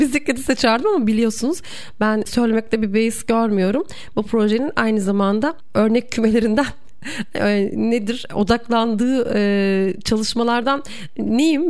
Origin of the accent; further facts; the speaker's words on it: Erzurum, Turkey; also born or lived in Bursa; ben Erzurumluyum ve bizde hani Erzurum'da kayak bilmek yani Erzurumlu olmanın şanındandır